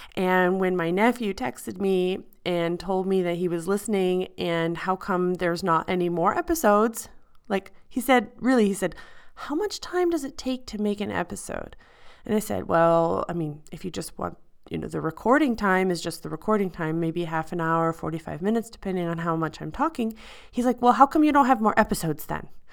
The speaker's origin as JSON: {"language": "English", "region": "Midwest", "country": "United States", "moved": "as an adult", "lives_now": "Switzerland", "said": "I'm from the Midwest"}